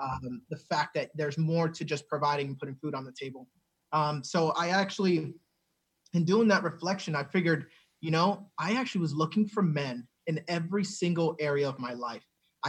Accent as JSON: {"language": "English", "region": "New Jersey", "country": "United States", "tie": "born or raised there", "said": "And I remember then growing up in New Jersey and thinking, well, now I have a father who lives in the same household as me."}